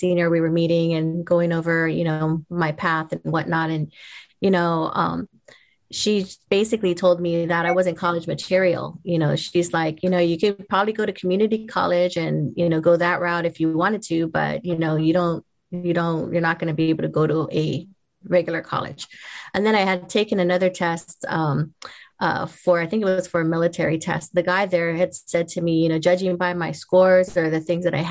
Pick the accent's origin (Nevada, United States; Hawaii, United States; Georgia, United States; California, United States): Hawaii, United States; I was born and raised in Hawaii